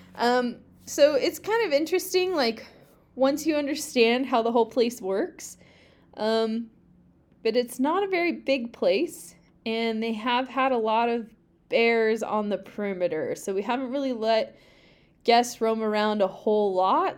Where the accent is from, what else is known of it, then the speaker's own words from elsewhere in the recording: Pacific Northwest, United States; I grew up in the Pacific Northwest